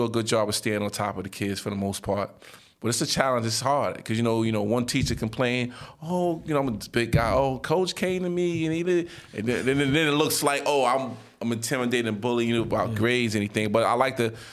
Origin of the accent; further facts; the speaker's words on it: New York City, New York, United States; I'm from Nostrand and Halsey. I went to 258.